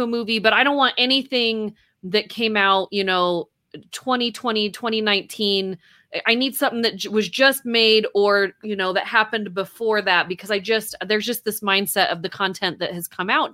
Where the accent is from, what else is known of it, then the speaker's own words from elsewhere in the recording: Taylorsville, Utah, United States; I grew up in Taylorsville, Utah, went to that high school